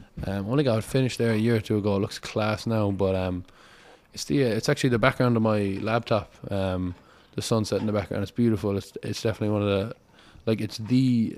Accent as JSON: {"language": "English", "region": "Connecticut", "country": "United States", "tie": "born there", "said": "I was born in Connecticut because my mother is a doctor, so she was getting her residency at the time when I came along."}